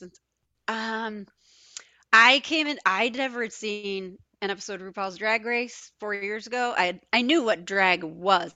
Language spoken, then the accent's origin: English; Binghamton, New York, United States; born or raised there; moved away; also born or lived in Geneseo, New York / Wisconsin